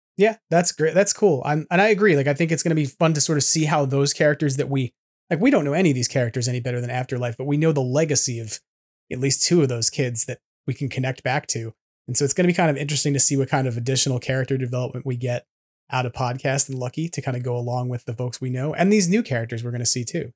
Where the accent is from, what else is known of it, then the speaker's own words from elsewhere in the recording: New York City, New York, United States; as a New Yorker